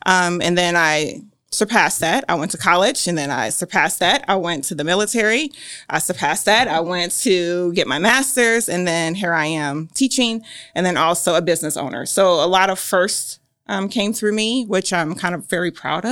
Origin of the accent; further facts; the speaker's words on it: Gary, Indiana, United States; moved away as an adult; also born or lived in Muncie, Indiana; now in Grant County, Indiana, United States; the one I grew up in Gary, Indiana